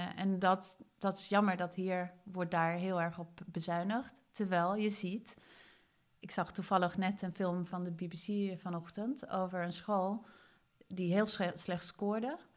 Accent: Sweden; now in Netherlands; Ik kom uit Zweden

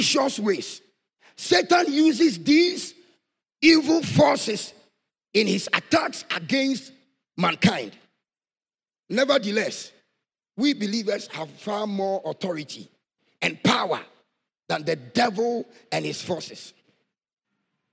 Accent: Ghana; Boku, my hometown.

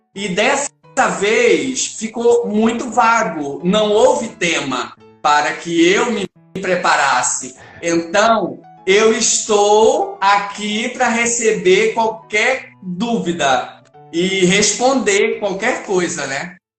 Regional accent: Pernambuco, Brazil; como eu sou pernambucano

